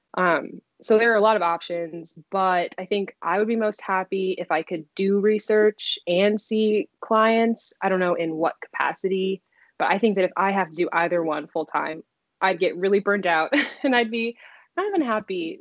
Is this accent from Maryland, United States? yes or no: yes; Silver Spring, Maryland, United States; moved away as an adult; also born or lived in Connecticut / Washington, District of Columbia, United States; now in Chicago, United States; I'm from Silver Spring, Maryland. You know, like proud DMV native.